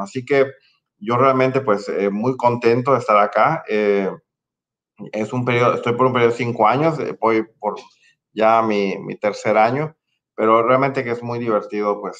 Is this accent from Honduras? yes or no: yes; Honduras; soy hondureño y por destino, pues aquí estoy liderando este banco centroamericano.